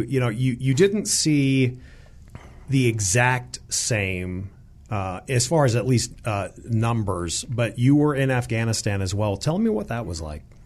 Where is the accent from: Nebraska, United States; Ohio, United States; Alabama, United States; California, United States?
California, United States; San Diego; currently at my hometown of, of San Diego